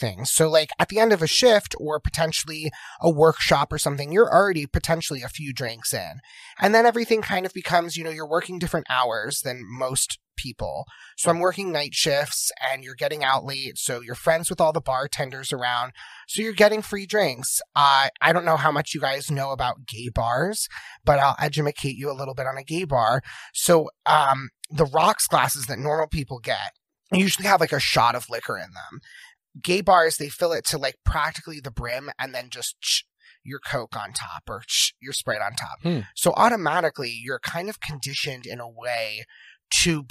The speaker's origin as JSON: {"language": "English", "area": "Jersey Shore", "region": "New Jersey", "country": "United States", "also_born_or_lived": "Philadelphia, United States", "moved": "as an adult", "said": "I'm from the Jersey Shore"}